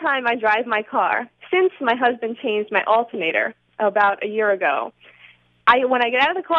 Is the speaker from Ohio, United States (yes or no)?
no; New York City, New York, United States; moved away as an adult; now in St. Louis, United States; Right now I live in St. Louis, but originally I'm from Queens, New York.